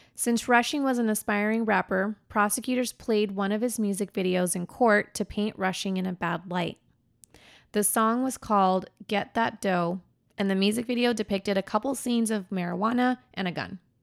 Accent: Redwood City, California, United States; I also grew up in the Bay Area. Um, I'm from Redwood City.

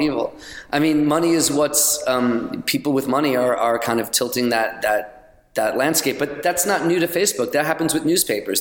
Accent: New York, United States; also born or lived in Los Angeles / London; now in Chattanooga, United States; I'm a New Yorker

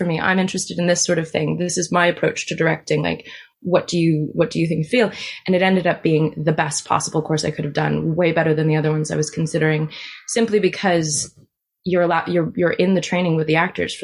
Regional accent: Washington, District of Columbia, United States; moved away as an adult; now in United Kingdom; So I went back to DC where I'm from

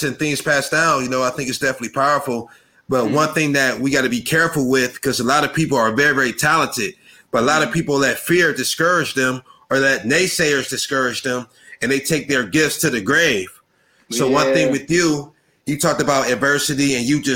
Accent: Akron, Ohio, United States; I'm from Akron, Ohio

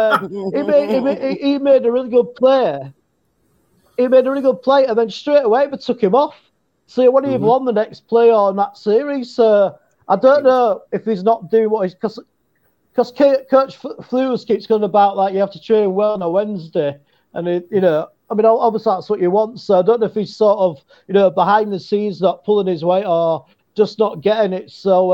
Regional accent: England, United Kingdom; Hey, Lynn, I'm from England, and it sounded good.

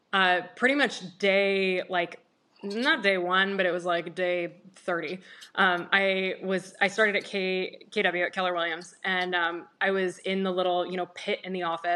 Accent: Germany; now in Jupiter, United States; I grew up in Germany, and I thought that my niche was going to be that I'm European and I speak German.

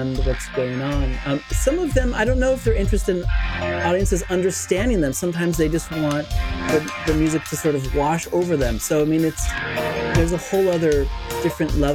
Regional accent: Santa Rosa, California, United States; growing up in Santa Rosa, California

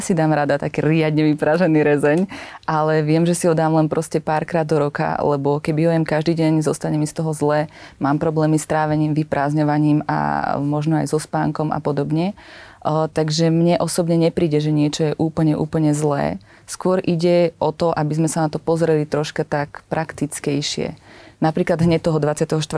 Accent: central Slovakia, Slovakia; nie som východniar. že ja som zo stredného Slovenska

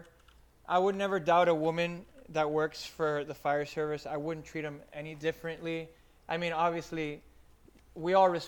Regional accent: Miami, Florida, United States; Mind you, I came from Miami, and I went to a slower-paced place where I live

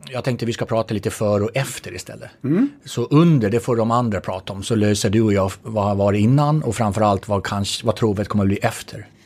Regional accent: Gotland, Sweden; accent: Gotlandic; apropå min dialekt, Gotland

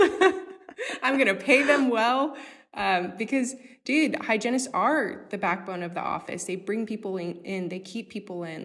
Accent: Houston, Texas, United States; being a little Hispanic girl growing up in Acres Homes.

